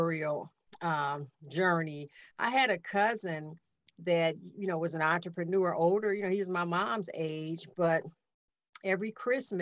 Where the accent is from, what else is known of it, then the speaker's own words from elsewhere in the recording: Chicago, Illinois, United States; I grew up in Chicago